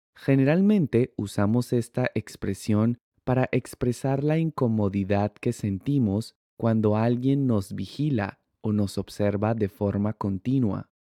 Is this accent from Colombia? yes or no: yes; Colombia; yo soy de Colombia